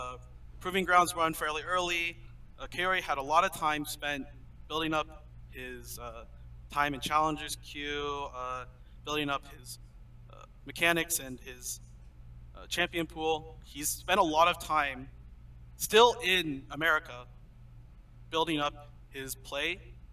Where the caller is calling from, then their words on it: San Francisco, California, United States; I'm calling in from San Francisco, California.